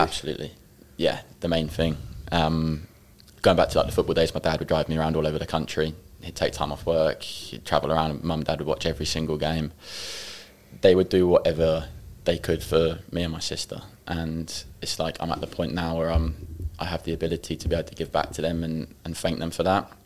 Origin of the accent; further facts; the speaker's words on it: Ipswich, East of England, United Kingdom; I'm from Ipswich, a s- small place